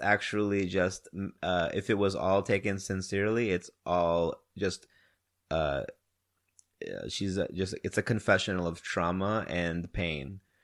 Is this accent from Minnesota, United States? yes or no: no; Wisconsin, United States; now in Houston, United States; I'm from Wisconsin